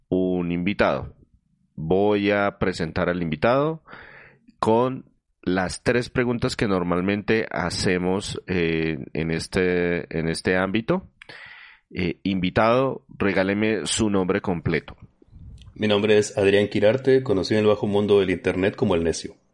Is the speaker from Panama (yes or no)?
no; northwest Mexico, Mexico; Yo soy del noroeste de México.